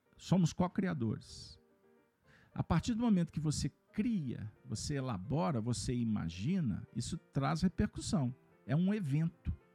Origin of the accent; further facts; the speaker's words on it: Minas Gerais, Brazil; eu sou mineiro